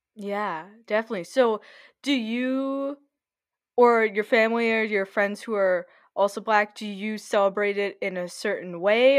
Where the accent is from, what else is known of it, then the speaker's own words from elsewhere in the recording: Lakeville, Minnesota, United States; we're both growing up in Lakeville